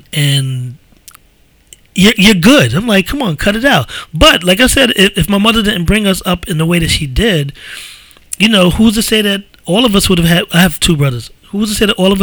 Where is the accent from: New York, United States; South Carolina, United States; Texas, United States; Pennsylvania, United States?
New York, United States; New York City; we grew up in the Bronx